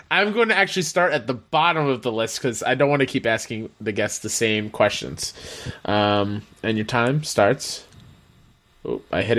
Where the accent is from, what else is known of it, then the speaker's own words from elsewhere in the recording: Canada; Like, oh, I, am I'm, I'm Canadian.